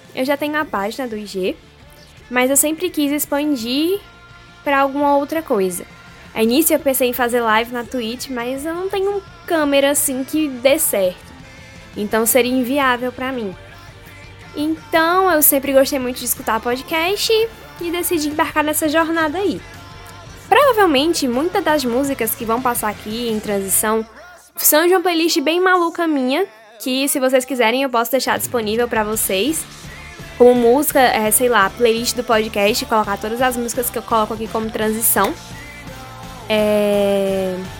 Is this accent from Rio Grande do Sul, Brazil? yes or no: no; Pernambuco, Brazil; accent: nordestino; now in Bahia, Brazil; sou de Pernambuco, sou nordestina, então você vai escutar muito do meu sotaque por aqui.